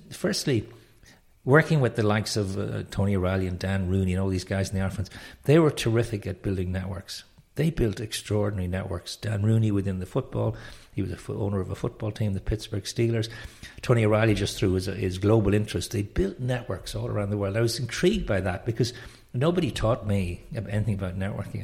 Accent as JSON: {"language": "English", "town": "Dublin", "region": "Leinster", "country": "Ireland", "tie": "born or raised there", "also_born_or_lived": "France / London", "said": "I'm from Dublin, Ireland. Um, and, uh, born educated here, school, college here"}